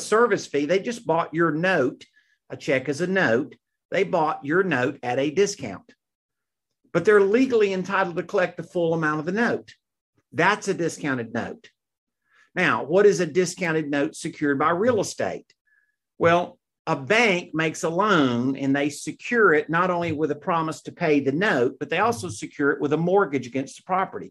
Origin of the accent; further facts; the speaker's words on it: Mississippi, United States; I grew up in Mississippi